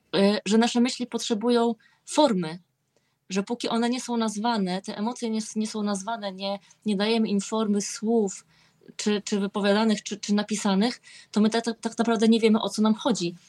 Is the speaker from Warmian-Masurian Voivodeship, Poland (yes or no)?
yes; Olsztyn, Warmian-Masurian Voivodeship, Poland; jestem z Olsztyna